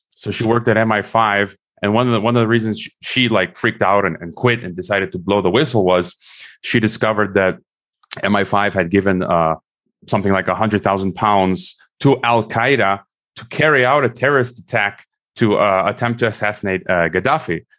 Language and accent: English; United States; also born or lived in Mongolia / Kazakhstan; as an American myself